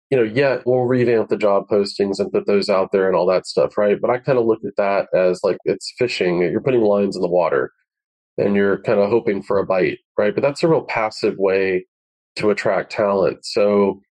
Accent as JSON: {"language": "English", "region": "Florida", "country": "United States", "tie": "born or raised there", "said": "I grew up in Florida"}